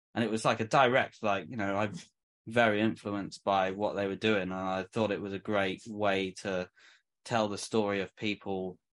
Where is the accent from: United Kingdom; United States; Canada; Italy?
United Kingdom; England; moved away